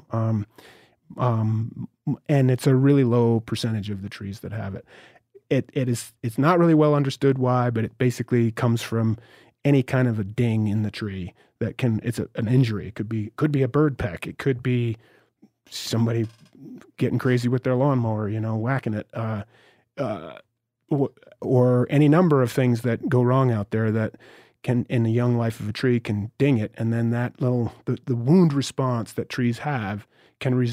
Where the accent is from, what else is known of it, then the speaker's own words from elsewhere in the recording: Northeast, United States; remember I'm from the Northeast.